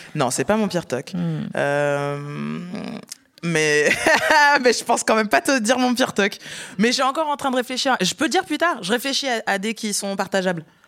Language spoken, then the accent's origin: French; countryside near Lyon, Auvergne-Rhône-Alpes, France; je viens de la campagne